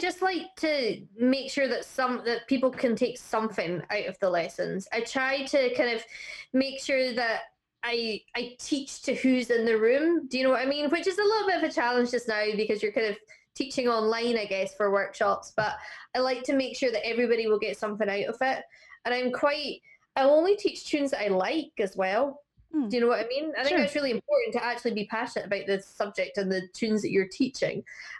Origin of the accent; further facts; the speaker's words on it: Northwest Highlands, Scotland, United Kingdom; now in Isle of Man; I'm kind of a Highlander. Oh. So I'm from Northwest.